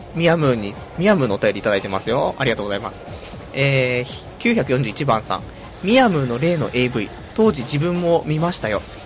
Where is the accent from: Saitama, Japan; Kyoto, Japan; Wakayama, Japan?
Saitama, Japan; also born or lived in Tokyo; 埼玉生まれ、埼玉育ち、で、ちょっと上京したけども、すぐ挫折して今埼玉県民